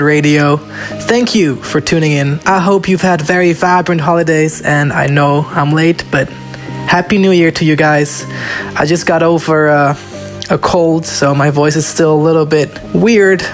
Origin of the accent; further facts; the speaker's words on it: Zoetermeer, South Holland, Netherlands; Zoetermeer, my hometown